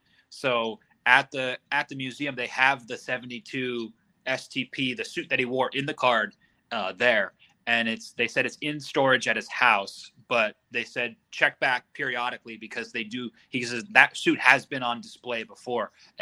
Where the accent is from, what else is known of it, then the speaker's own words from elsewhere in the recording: Sonoma, California, United States; I told him I was from Sonoma.